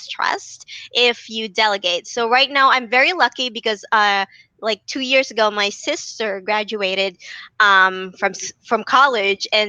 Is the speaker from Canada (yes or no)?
no; Philippines; I'm from the Philippines